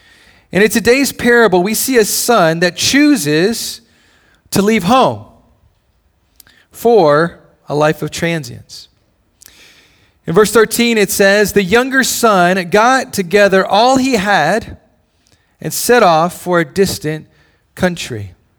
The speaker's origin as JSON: {"language": "English", "region": "Hawaii", "country": "United States", "tie": "born there", "also_born_or_lived": "Indiana / Tennessee / Illinois / Georgia", "said": "For me, I was born in Hawaii. A lot of my heritage and my culture and my family are still there. And so Hawaii is in some way home base, but I've lived a lot of different places."}